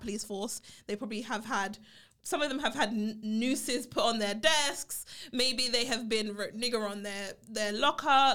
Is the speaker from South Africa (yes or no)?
no; London, United Kingdom; I grew up in Brixton, uh, Brixton Hill in the U K, right? Um, in London.